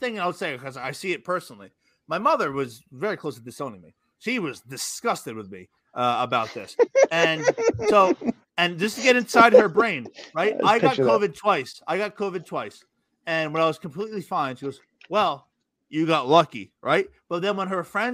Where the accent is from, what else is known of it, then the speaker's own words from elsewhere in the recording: New Jersey, United States; moved away; I grew up in New Jersey.